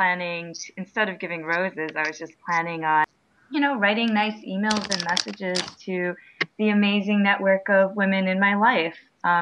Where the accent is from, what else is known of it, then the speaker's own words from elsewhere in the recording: United States; moved away as an adult; also born or lived in Nairobi, Kenya; a child of Taiwanese immigrants and sort of being the first to be raised here in the U.S.